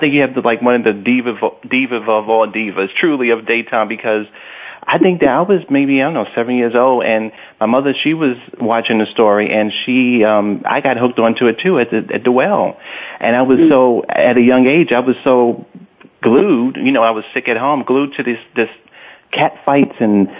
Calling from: New York City, New York, United States; I'm calling from Brooklyn.

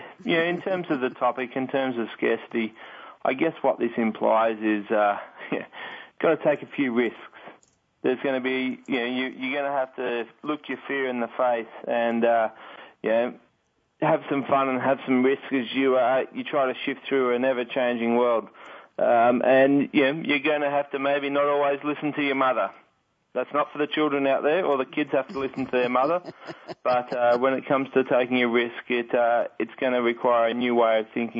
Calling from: Sydney, New South Wales, Australia; From Sydney, Australia. So there's not much sun here. It's midnight here.

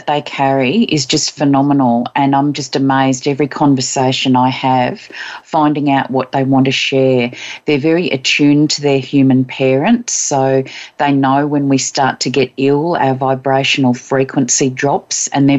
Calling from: Queensland, Australia; I'm in Queensland on the east coast of Australia.

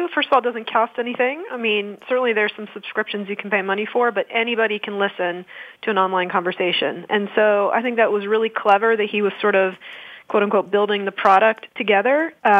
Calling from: Atlanta, Georgia, United States; Well, I'm calling from our headquarters in Atlanta, Georgia, in a neighborhood called Buckhead.

